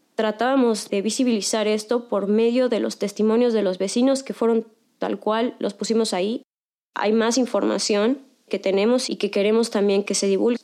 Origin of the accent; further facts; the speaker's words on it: Yucatán, Mexico; also born or lived in Mexico City; Yo llevo toda la vida viviendo aquí